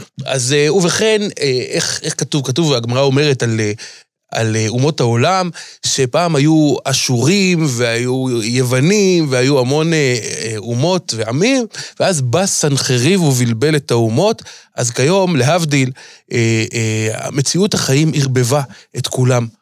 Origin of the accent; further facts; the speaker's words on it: Jerusalem, Jerusalem District, Israel; אני ירושלמי כמובן, גדלתי בירושלים, שכונת בתי הונגרין